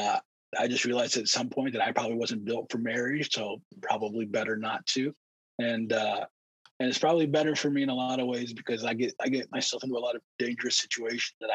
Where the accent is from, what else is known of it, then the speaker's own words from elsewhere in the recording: Detroit, Michigan, United States; also born or lived in Middle East; I grew up in Detroit. When I say I grew up in Detroit, I didn't grow up in the suburbs. I grew up in the heart of Detroit